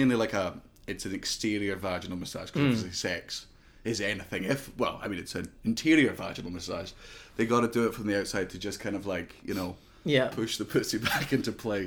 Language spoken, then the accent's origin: English; London, United Kingdom; born there; Well, I was born in London.